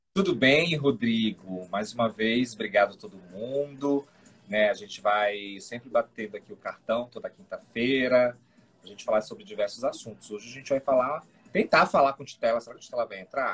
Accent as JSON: {"language": "Portuguese", "region": "North Region", "country": "Brazil", "said": "Eu sou do Norte"}